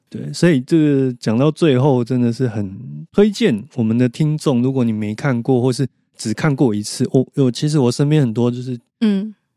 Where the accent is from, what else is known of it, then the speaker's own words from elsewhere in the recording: Taiwan; 那我们台湾人又去跟日本人学习